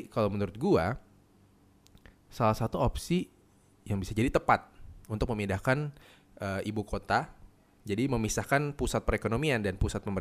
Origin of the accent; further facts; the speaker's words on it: Jakarta, Indonesia; Gue dari lahir di Jakarta.